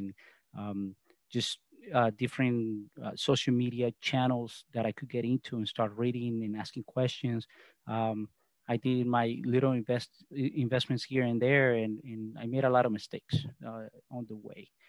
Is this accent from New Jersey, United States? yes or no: yes; New Jersey, United States; also born or lived in Colombia; we're born in Colombia. We migrated to the U.S. in 93. And then we were raised in New Jersey.